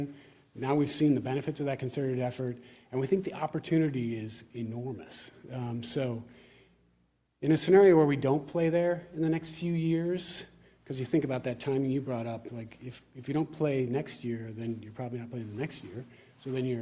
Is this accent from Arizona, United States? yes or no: no; Pittsburgh, Pennsylvania, United States; I grew up in Pittsburgh, Pennsylvania